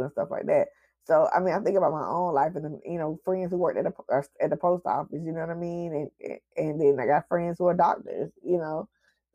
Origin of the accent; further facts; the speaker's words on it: Atlanta, Georgia, United States; I'm from Atlanta